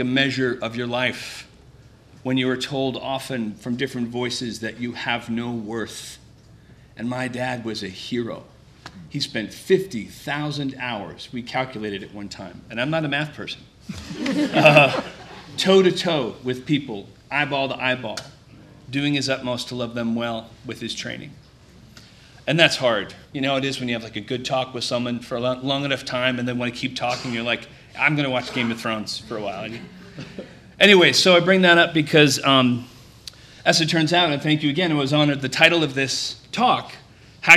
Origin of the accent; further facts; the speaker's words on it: Needham, Massachusetts, United States; I'm from Needham, Massachusetts